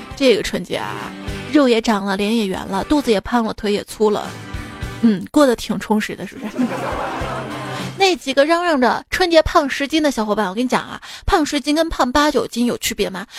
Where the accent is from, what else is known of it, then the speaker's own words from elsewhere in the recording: Xi'an, Shaanxi, China; 我们西安嘛